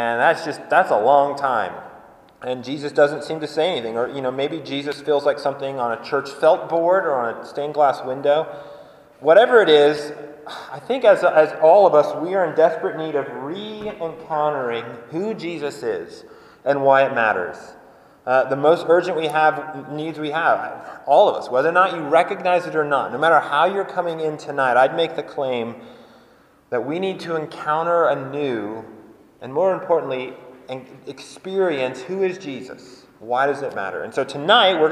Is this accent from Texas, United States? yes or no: no; Colorado, United States; I grew up in Colorado